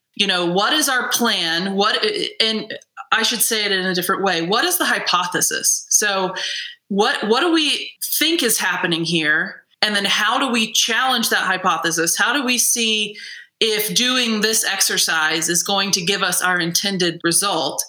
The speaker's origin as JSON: {"language": "English", "region": "Midwest", "country": "United States", "said": "I'm a Midwesterner"}